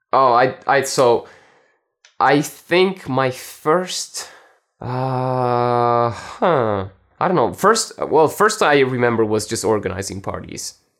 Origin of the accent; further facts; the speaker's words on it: Italy; also born or lived in France; I was born in France and, uh, I grew up in Italy.